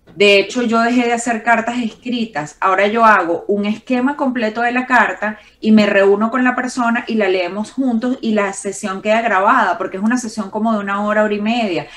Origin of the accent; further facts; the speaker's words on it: Valencia, Carabobo, Venezuela; en Valencia, que es de donde yo vengo en Venezuela